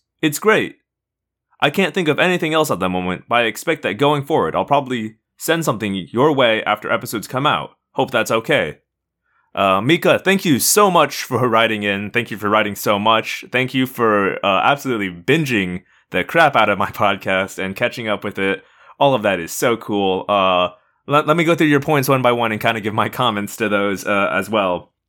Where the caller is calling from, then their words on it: Israel; I'm a listener from Israel